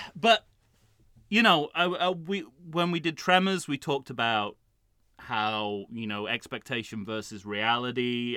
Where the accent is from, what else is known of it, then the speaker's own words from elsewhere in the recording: United Kingdom; I'm a British man who wears glasses.